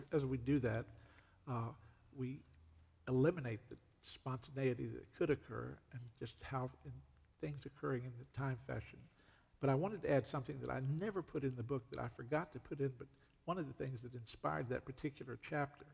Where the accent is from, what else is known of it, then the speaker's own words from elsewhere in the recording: Virginia, United States; moved away as an adult; also born or lived in North Carolina; I'm originally from Virginia, mm. and that's where I lived for 42 years approximately